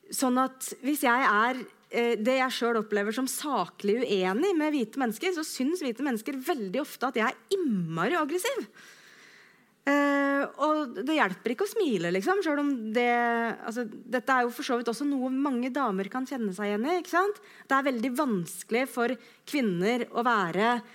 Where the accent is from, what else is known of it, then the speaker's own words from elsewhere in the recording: Skjetten, Akershus, Norway; also born or lived in Løvenstad; jeg er fra Skjetten utafor Lillestrøm